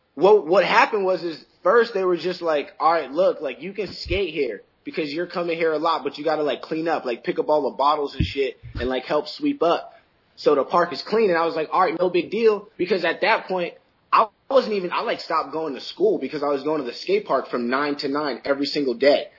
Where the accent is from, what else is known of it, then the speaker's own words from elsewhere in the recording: Middletown, Rhode Island, United States; I grew up in Middletown.